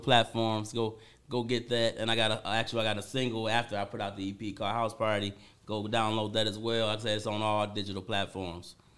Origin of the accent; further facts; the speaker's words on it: Benton Harbor, Michigan, United States; I'm from Benn Harbor